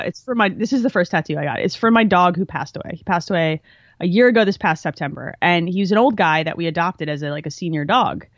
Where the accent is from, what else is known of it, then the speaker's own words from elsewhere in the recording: Jersey Shore, New Jersey, United States; also born or lived in Philadelphia, Pennsylvania; I grew up by the Jersey Shore